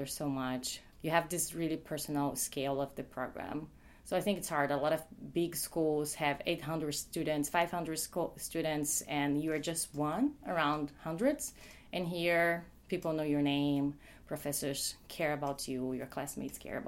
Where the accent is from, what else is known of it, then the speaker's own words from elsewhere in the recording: Brazil; moved away as an adult; now in United States; I'm from Brazil